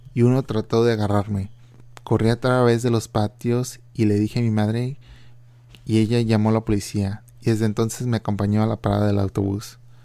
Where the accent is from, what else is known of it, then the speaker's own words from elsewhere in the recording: Reynosa, Tamaulipas, Mexico; now in Philadelphia, United States; mi ciudad natal, ah, que es Reynosa, Tamaulipas, yo pienso que cuando yo estaba creciendo en los 90 era una ciudad relativamente muy segura